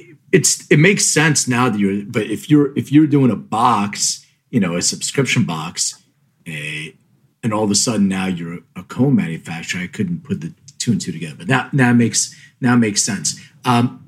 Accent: Philadelphia, Pennsylvania, United States; moved away as an adult; now in Los Angeles, United States; I'm from Philly

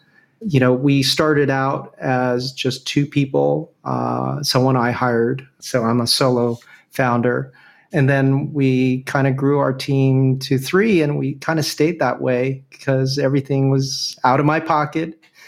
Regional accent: Venezuela; born there; I don't, but I was born in Venezuela, if that counts.

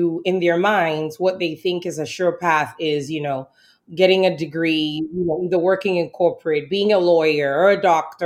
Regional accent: southern Ghana, Ghana; moved away; growing up in Ghana, food was just something everybody did

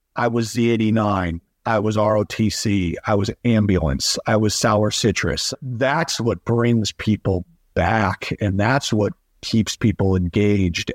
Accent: Bristol, Connecticut, United States; work in my hometown at the World Wide Leader in Sports

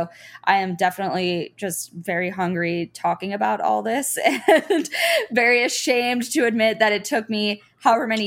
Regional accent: United States; And I think you know, growing up in America, you kind of see how certain cuisines have, you know, risen in popularity

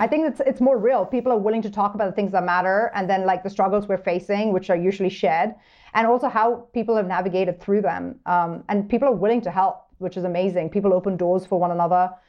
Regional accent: New York, United States; moved away as an adult; now in Montana, United States; as a New Yorker

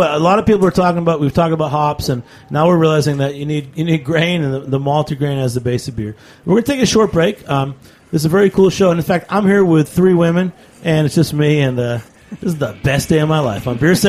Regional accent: Haverhill, Massachusetts, United States; now in New York City, United States; We're here in New York City, but I'm originally from Haverhill, Massachusetts.

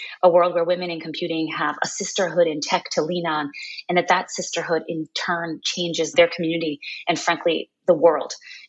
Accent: Brooklyn, New York, United States; also born or lived in Kingston, Jamaica; So I'm a Jamaican-American educator, tech enthusiast, equity advocate, and the CEO of Girls Who Code. And, you know, my passion for this work actually started when I was a girl growing up with my mother, both in Brooklyn, New York, and Kingston, Jamaica.

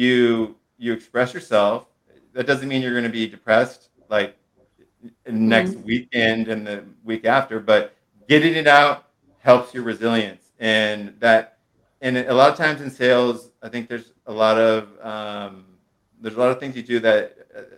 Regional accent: Monterey County, California, United States; now in San Francisco, United States; I was raised in Monterey County, live in San Francisco

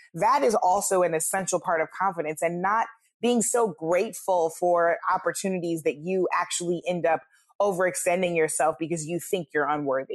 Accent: St. Louis, Missouri, United States; my hometown of Saint Louis

